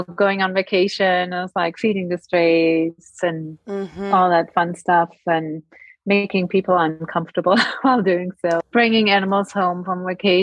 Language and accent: English; Germany; moved away as an adult; now in United States; I'm from Europe, from Germany.